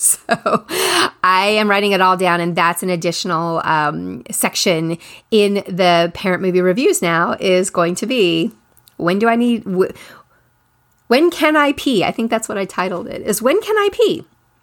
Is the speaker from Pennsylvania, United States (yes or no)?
no; California, United States; again, we're in the Bay Area in California. I grew up in the Bay Area.